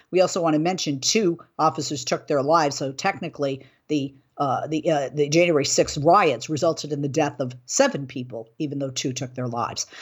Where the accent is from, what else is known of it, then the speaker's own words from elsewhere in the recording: Boston, Massachusetts, United States; also born or lived in Buffalo, New York / Chicago, Illinois / Houston, Texas / Miami, Florida; now in California, United States; I grew up in Boston.